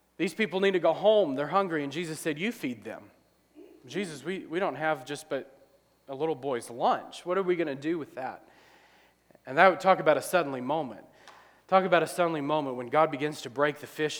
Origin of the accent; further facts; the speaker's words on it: New Orleans, Louisiana, United States; moved away as an adult; now in Ohio, United States; we're from New Orleans